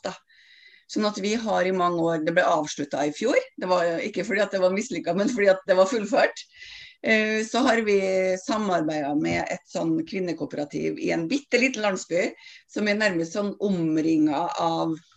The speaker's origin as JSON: {"language": "Norwegian", "town": "Stjørdal", "region": "Trøndelag", "country": "Norway", "moved": "as an adult", "lives_now": "Oslo, Norway", "said": "jeg er en trønder fra Stjørdal som flytta til Oslo i forrige århundre"}